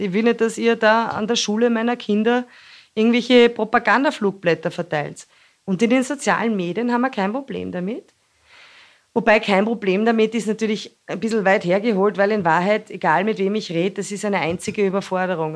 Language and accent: German; Austria; bei uns in Österreich